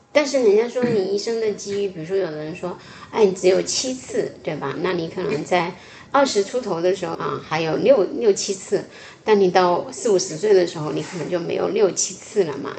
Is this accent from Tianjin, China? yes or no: no; Fujian, China; 我出生在福建